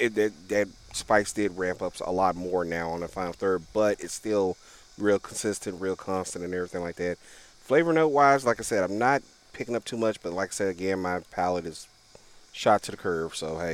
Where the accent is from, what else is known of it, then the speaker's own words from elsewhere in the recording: Memphis, Tennessee, United States; I'm from Memphis, so hell, I'm used to that.